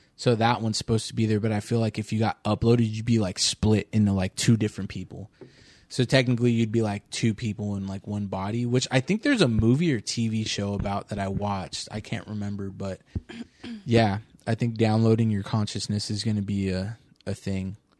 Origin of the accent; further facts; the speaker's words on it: Orange County, California, United States; I'm from Orange County